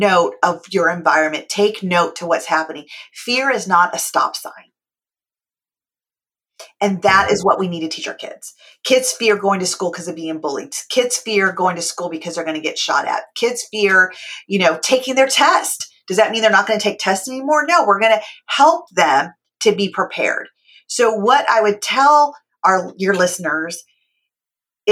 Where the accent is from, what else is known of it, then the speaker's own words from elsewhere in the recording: California, United States; I was born and raised in California.